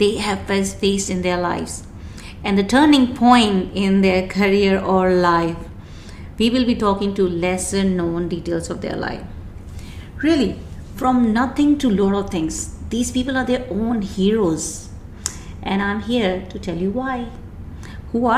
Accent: Rajasthan, India; moved away as an adult; now in Dubai, United Arab Emirates; I born and brought up in India, a place called Rajasthan, and moved to Dubai in 1999.

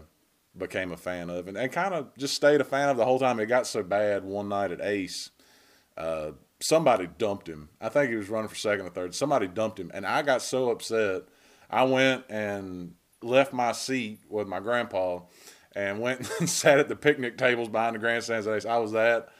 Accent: Burlington, North Carolina, United States; I'm from Burlington. I'm not from Altamahal or Reedsville.

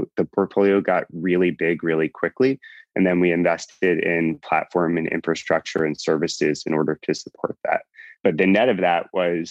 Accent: New York, United States; So I grew up in New York.

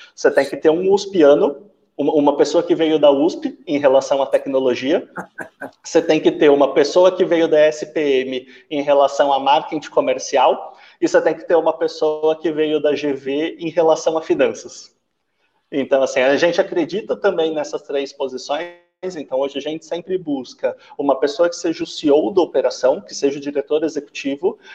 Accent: São Paulo, Brazil; now in Triângulo Mineiro, Brazil; hoje eu estou no Triângulo, só que eu sou de São Paulo, meu, meu sotaque já entrou eu não sou daqui

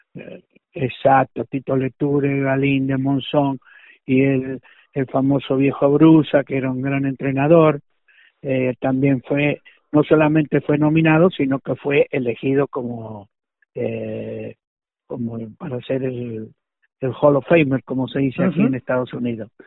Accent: Argentina; accent: Argentine; moved away as an adult; also born or lived in Los Angeles, United States; now in Las Vegas, United States; sigo hablando como argentino

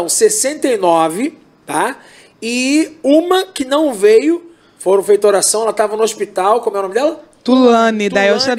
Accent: Brazil; eu, eu, eu, eu, sou brasileiro, então vamos lá.

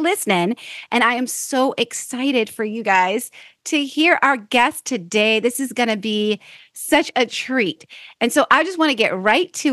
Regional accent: Florida, United States; Florida native, just like me

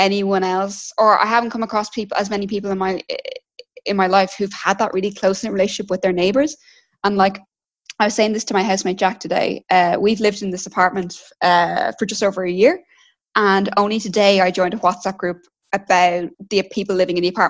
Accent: Straffan, County Kildare, Ireland; also born or lived in Dublin; I'm originally from Kildare, so I grew up in Kildare, in Strafford

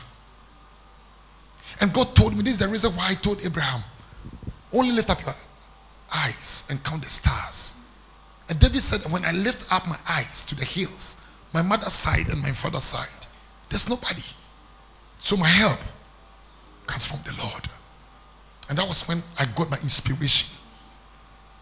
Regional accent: Ghana; moved away as an adult; also born or lived in Accra, Ghana; When I came to Accra, I moved from my hometown. I came on down to Accra

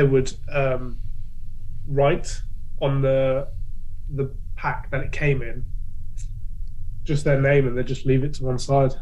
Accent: Leicester, East Midlands, United Kingdom; When I was growing up in Leicester

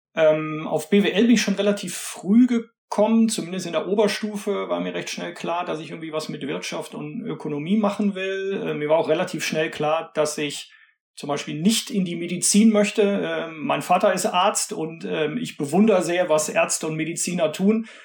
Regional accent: Cologne, North Rhine-Westphalia, Germany; also born or lived in Bayreuth; Ich komme aus Köln, bin auch in Köln geboren, lebe hier

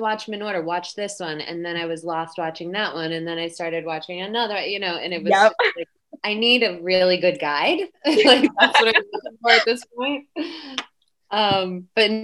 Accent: Massachusetts, United States; I grew up in Massachusetts

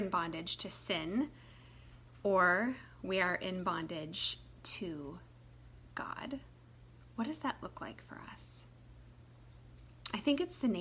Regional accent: United States; as an American person

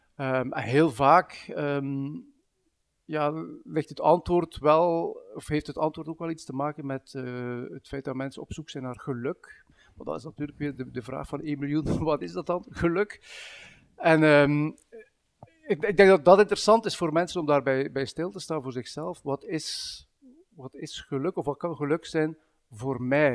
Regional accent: Bruges, Flanders, Belgium; now in Ghent, Belgium; Ik ben, ben als West-Vlaming opgegroeid in, in, Brugge en woon op dit moment in Gent.

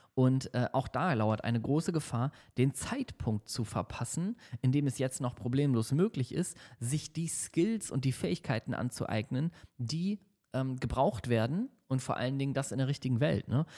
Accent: Hamburg, Germany; now in Düsseldorf, Germany; in Hamburg ist in meiner Heimatstadt

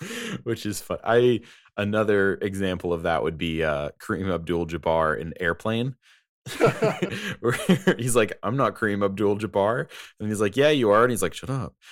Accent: United States; I am American

